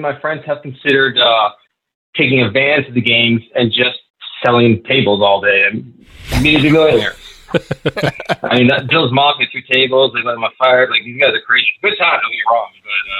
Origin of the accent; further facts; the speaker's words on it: Ontario, Canada; So I'm from the Niagara region, which is really close to Buffalo.